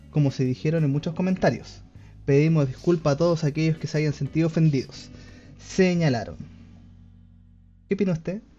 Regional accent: Chile; yo soy chileno

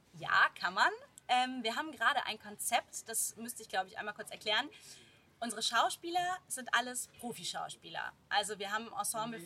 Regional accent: Rheinbach, North Rhine-Westphalia, Germany; moved away as an adult; also born or lived in Bonn / Hamburg; now in Cologne, Germany; ich bin Rheinbacherin, also mittlerweile wohne ich in Köln, aber ich bin in Rheinbach groß geworden, hier zur Schule gegangen

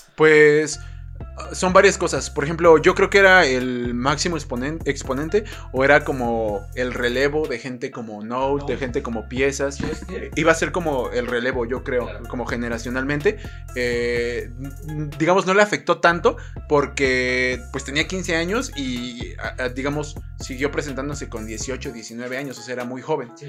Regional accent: Mexico; a mí como mexicano

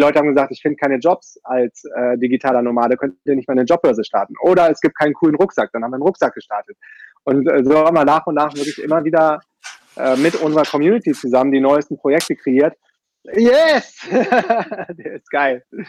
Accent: Düsseldorf, North Rhine-Westphalia, Germany; moved away as an adult; also born or lived in Münster / Brazil; sehr konventionell aufgewachsen in Düsseldorf und bin da zur Schule gegangen

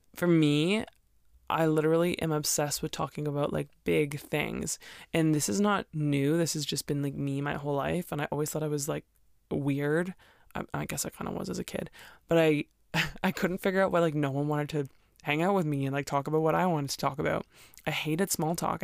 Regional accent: Canada; also born or lived in Alberta; most Canadians don't like winter, so I, I'm the weird one who's still here and still likes it

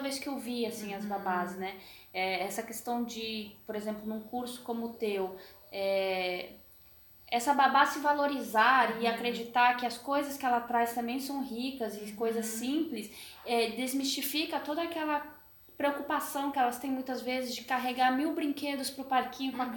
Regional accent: Brasília, Federal District, Brazil; moved away; Nós viemos de Brasília, né? Uhum. Morei muito tempo lá.

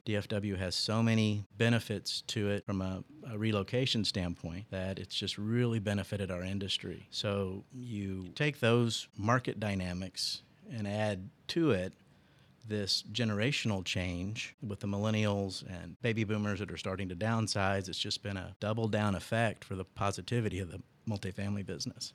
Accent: Tulsa, Oklahoma, United States; moved away as an adult; also born or lived in Charlotte, North Carolina / Arlington, Texas; now in Dallas, United States; Born here, but grew up in Oklahoma.

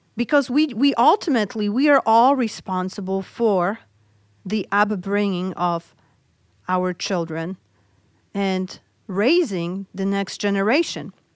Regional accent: Poland; moved away; I grew up in Poland

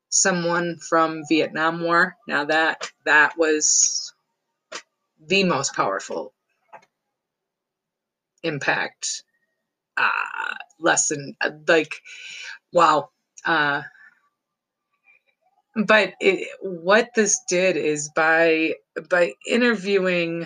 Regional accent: Hubbard Lake, Michigan, United States; Hubbard Lake, where I grew up

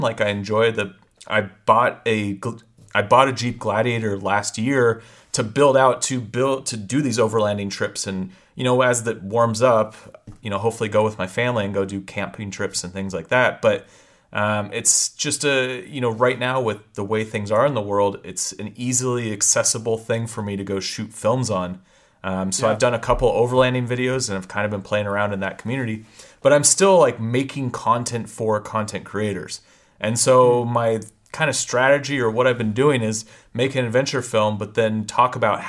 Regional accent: Pacific Northwest, United States; Yeah, it's true. So. I mean, I'm a Pacific Northwest kid, so.

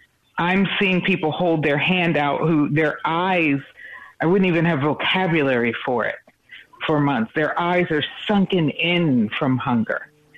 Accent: Baltimore County, Maryland, United States; I've got Baltimore County Public School Spanish to work with.

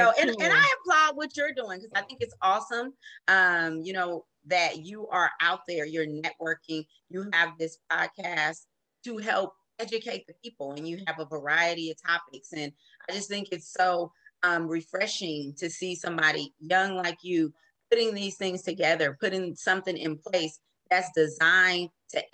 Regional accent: Oakland, California, United States; moved away as an adult; now in San Joaquin County, United States; I am from Oakland, born and raised in Oakland

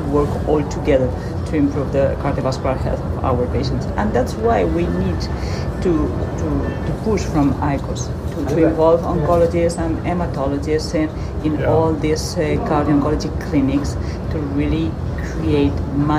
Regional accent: Madrid, Community of Madrid, Spain; from Madrid.

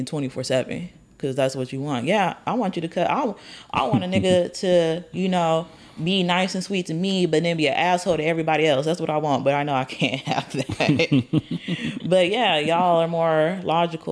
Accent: Colorado, United States; now in Texas, United States; I'm from Colorado. I just been to Texas for a long time

